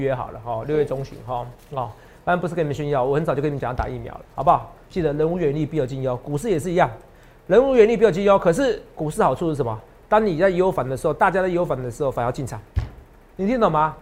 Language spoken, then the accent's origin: Chinese; Taiwan; 我们台湾